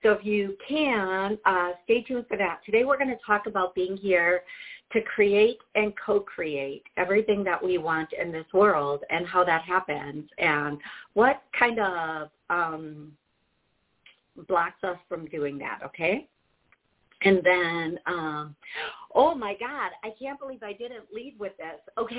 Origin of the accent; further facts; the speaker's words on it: Milwaukee, Wisconsin, United States; Hey, BR from Milwaukee. Hey, that's awesome. Thank you. I'm a fellow Milwaukeean.